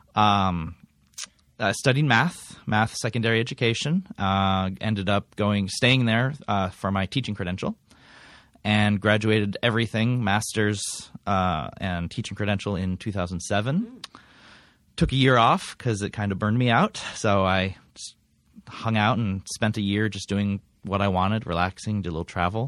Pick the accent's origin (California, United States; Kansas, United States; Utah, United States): California, United States; Coronado; I was born in Coronado. Uh, born and raised, pretty much lived there most of my life